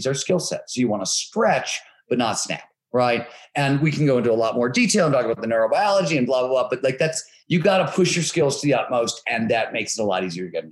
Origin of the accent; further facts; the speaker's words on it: Cleveland, Ohio, United States; I grew up in Cleveland, Ohio, working class, blue collar steel mill town.